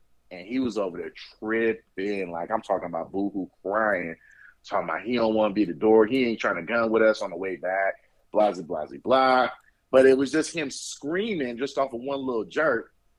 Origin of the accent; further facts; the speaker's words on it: Oakland, California, United States; moved away as an adult; now in Las Vegas, United States; I'm from Oakland, California, but I got family here in Vegas